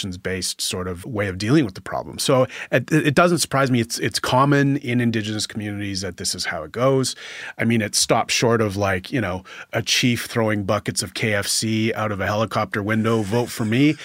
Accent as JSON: {"language": "English", "region": "Northwestern Ontario", "country": "Canada", "said": "I'm from Northwestern Ontario"}